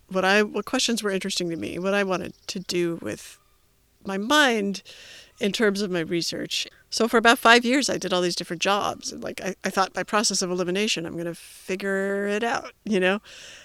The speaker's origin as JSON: {"language": "English", "region": "Illinois", "country": "United States", "said": "Yeah, Illinois."}